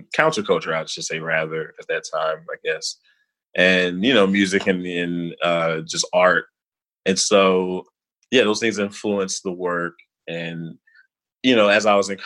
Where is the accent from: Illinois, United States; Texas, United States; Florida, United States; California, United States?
Illinois, United States; Chicago; moved away as an adult; also born or lived in Albany, New York; now in Brooklyn, United States; I sort of grew up as like a typical inner city kid on the west side of Chicago